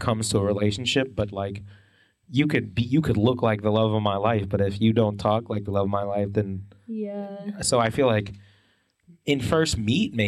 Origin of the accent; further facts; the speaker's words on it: Kansas City, Missouri, United States; I was born in Kansas City.